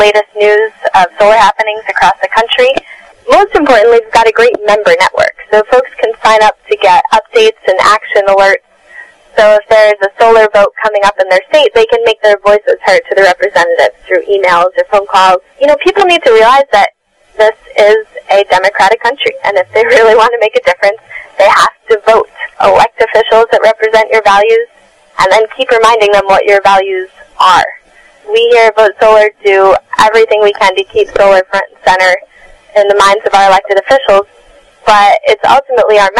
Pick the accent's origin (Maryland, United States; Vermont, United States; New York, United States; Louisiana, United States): New York, United States; I'm in New York. I'm a New Yorker myself